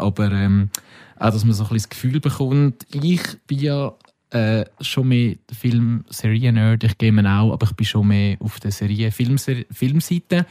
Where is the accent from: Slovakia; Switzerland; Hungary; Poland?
Switzerland; Wir sind Schweizer